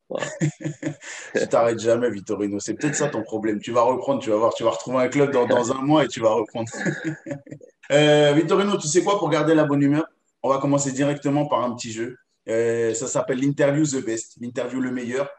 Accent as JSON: {"language": "French", "country": "France", "said": "en tant que Français"}